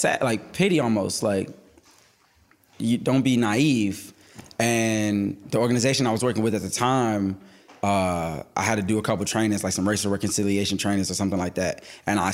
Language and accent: English; New York, United States; Growing up in New York